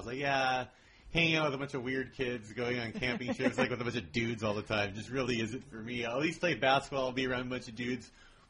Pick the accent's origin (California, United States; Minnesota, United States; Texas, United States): California, United States; Whittier; also born or lived in Downtown Los Angeles; I'm from Whittier originally. I live in downtown now, and I grew up about 20 miles exactly from my mom's house